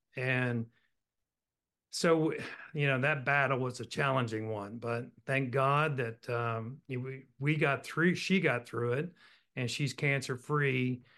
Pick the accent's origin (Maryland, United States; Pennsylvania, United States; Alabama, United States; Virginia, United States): Virginia, United States; Roanoke; But I was born and raised in Roanoke, Virginia, went to Virginia Tech.